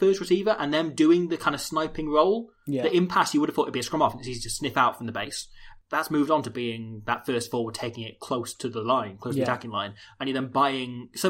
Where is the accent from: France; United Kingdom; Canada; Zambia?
United Kingdom; Nottingham, East Midlands; I told someone I was from Nottingham, yeah, that's where I was born